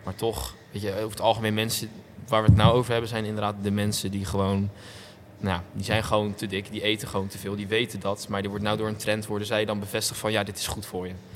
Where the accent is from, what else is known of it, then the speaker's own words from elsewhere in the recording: Rotterdam area, South Holland, Netherlands; ik kom, nou, niet, niet per se echt uit Rotterdam. Ik kom uit de randstad van Rotterdam